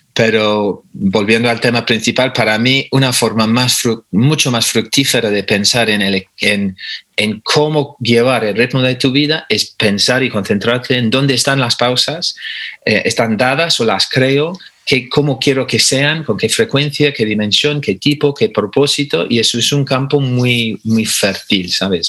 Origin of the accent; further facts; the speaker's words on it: England, United Kingdom; moved away as an adult; now in Spain; soy inglés de nacionalidad, pero llevo 30 años viviendo en España, o sea que ya no sé de qué país soy